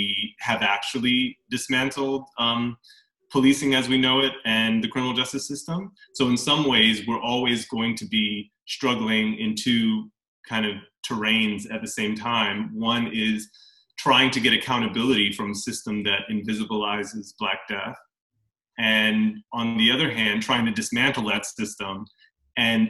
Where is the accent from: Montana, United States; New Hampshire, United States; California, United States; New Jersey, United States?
New Jersey, United States; Englewood; also born or lived in Teaneck, New Jersey / Dumont, New Jersey / Bergenfield, New Jersey; I grew up in Englewood, New Jersey, which is about 30 minutes outside of New York City